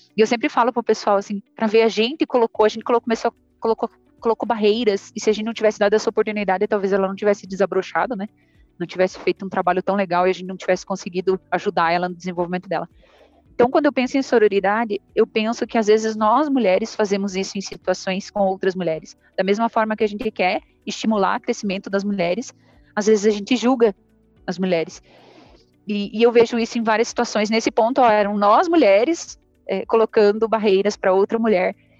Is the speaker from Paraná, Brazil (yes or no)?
yes; Ponta Grossa, Paraná, Brazil; moved away as an adult; now in Goiânia, Brazil; Eu sou sulista, sou de Ponta Grossa, no Paraná